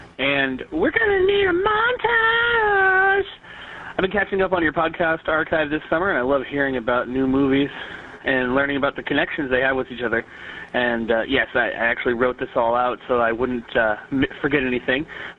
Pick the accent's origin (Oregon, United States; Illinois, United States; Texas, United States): Oregon, United States; Goonies was shot on the Oregon coast, and that's where I'm from. I'm from Oregon.